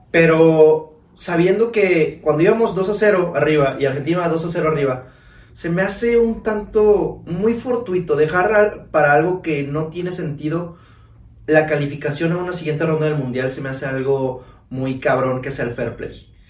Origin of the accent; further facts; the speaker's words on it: Mexico; nosotros los mexicanos